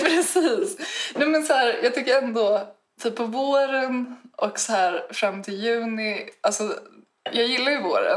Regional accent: Stockholm, Stockholm County, Sweden; now in Uppsala, Sweden; jag är från Stockholm.

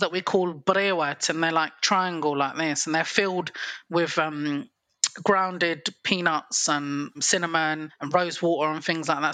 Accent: England, United Kingdom; I'm from England.

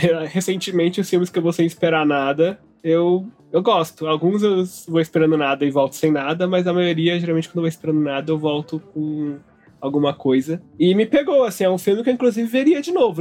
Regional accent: Brazil; Brasileiros achamos que não somos latino-americanos.

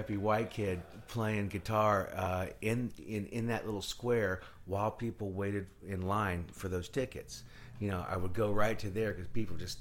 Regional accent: United States; I'm American

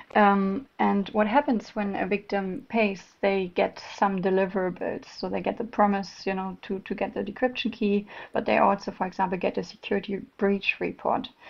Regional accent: Germany; accent: German; English is a second language; now in Malmö, Sweden; I'm originally from Germany, if someone noticed my German accent, but based in Malmö, Sweden

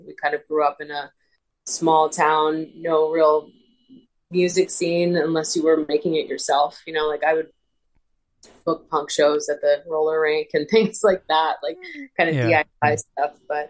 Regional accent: Winchester, United States; now in Bradley Beach, United States; I remember growing up in Winchester

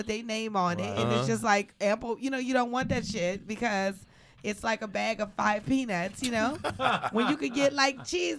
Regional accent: New Orleans, Louisiana, United States; moved away; also born or lived in New York; Well, we're islanders because I'm from New Orleans.

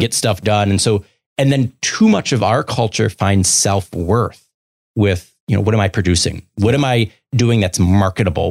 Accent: Baltimore, Maryland, United States; moved away; I grew up in Baltimore City.

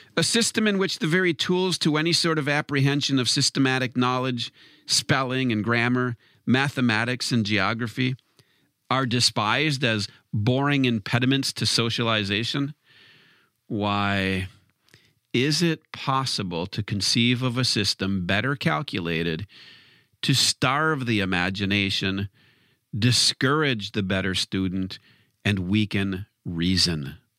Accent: Wisconsin, United States; being from Wisconsin, of course, I'm not on, on one of the I'm not from one of the coasts

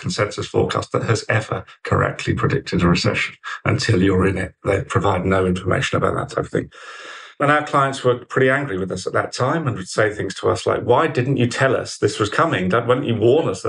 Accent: Colchester, East of England, United Kingdom; moved away as an adult; also born or lived in Oxford; I grew up in deepest, darkest Essex, in Colchester, Essex boy, born and bred, and lived there, same house, until I was 18

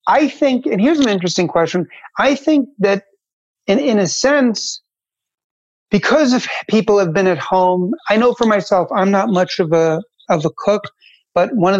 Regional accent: United States; also born or lived in Manhattan / Jersey City; when I was growing up in America

